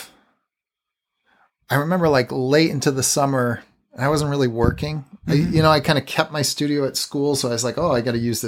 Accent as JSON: {"language": "English", "town": "Portland", "region": "Oregon", "country": "United States", "tie": "born or raised there", "also_born_or_lived": "Massachusetts", "moved": "as an adult", "lives_now": "Brooklyn, United States", "said": "I'm from Massachusetts, grew up mostly in Portland, Oregon."}